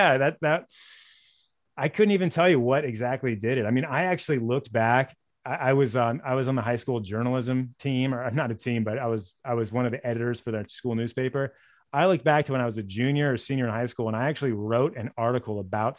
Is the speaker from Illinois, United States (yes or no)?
no; Los Angeles, California, United States; also born or lived in Sonoma; A little about me, I grew up in LA in the San Fernando Valley, like North Hollywood, Sherman Oaks, for anyone who knows that region. Went to college in Sonoma State in Northern California, kind of ended up staying there for a long time.